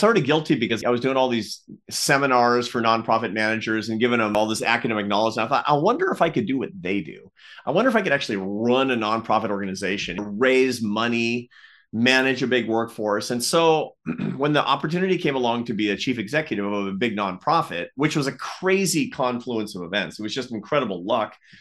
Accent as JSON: {"language": "English", "town": "Seattle", "region": "Washington", "country": "United States", "tie": "born or raised there", "said": "I grew up in the Pacific Northwest in Seattle"}